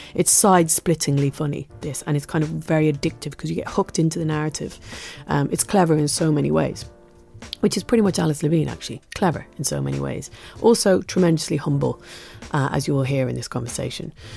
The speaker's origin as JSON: {"language": "English", "region": "England", "country": "United Kingdom", "said": "as an English person"}